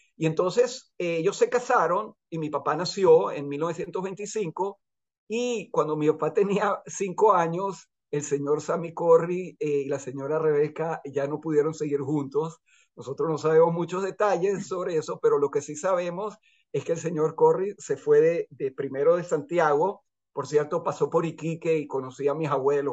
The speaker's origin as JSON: {"language": "Spanish", "country": "Venezuela", "tie": "born or raised there", "also_born_or_lived": "Chile", "moved": "as an adult", "lives_now": "Israel", "said": "estuvimos contentos de haber crecido en Venezuela y no en Chile"}